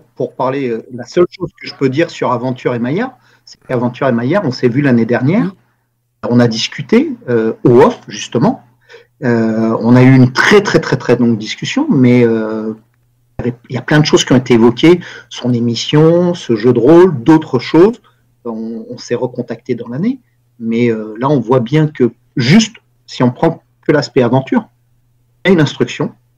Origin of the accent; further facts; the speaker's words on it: France; en tant que Français, européen, mais Français